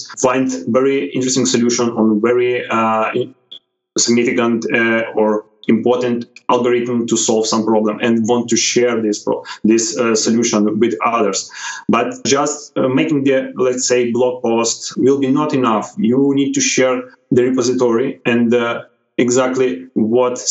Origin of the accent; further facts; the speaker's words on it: Odesa, Odesa Oblast, Ukraine; I'm from Ukraine, Odessa